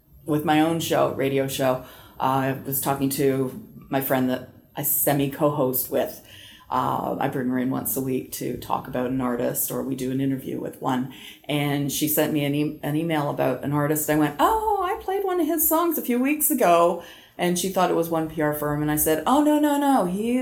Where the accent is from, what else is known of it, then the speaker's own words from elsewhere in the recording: Canada; I am a Canadian country girl